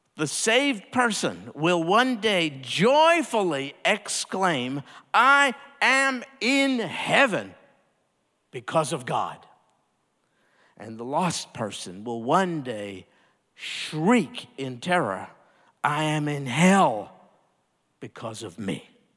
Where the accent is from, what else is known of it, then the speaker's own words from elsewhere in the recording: United States; being an American and growing up here in, in the United States